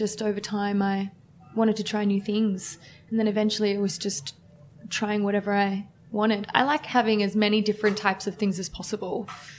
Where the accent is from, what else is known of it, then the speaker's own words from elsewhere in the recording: Woronora, New South Wales, Australia; I grew up in a really small town, one RSL locals only